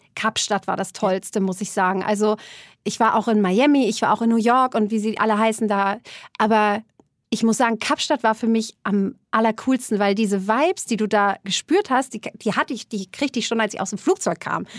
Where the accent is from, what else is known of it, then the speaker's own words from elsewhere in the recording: Germany; ich komme aus der Nähe von Hamburg